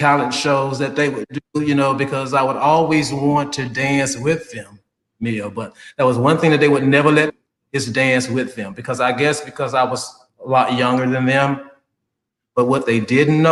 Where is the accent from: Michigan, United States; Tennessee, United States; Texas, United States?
Tennessee, United States; Memphis; now in Sarasota, United States; born and raised in Memphis, Tennessee